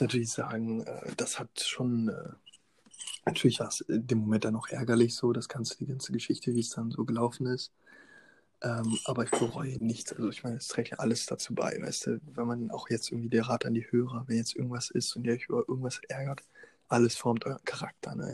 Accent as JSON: {"language": "German", "town": "Osnabrück", "region": "Lower Saxony", "country": "Germany", "tie": "born or raised there", "said": "meinem Heimatort Osnabrück"}